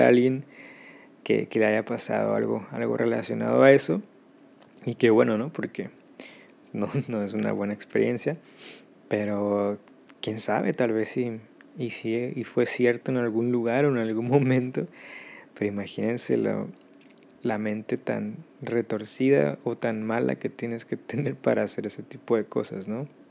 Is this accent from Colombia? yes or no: no; Mexico; moved away; yo soy de México